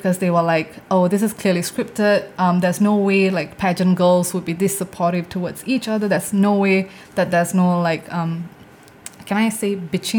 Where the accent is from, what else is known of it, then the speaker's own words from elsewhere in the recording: India; I think it's also because of the things that I talk about as an Indian woman.